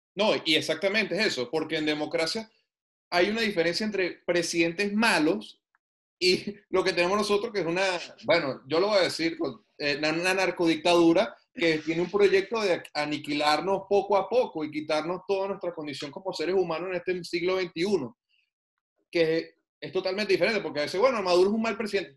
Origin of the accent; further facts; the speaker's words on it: Venezuela; moved away as an adult; now in Canada; yo soy venezolano, yo conozco ese país, yo nací, viví hasta hace dos años allá